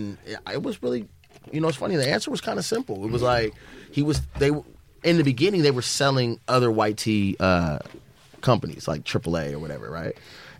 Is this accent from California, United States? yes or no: yes; Los Angeles, California, United States; being from the West, from L.A.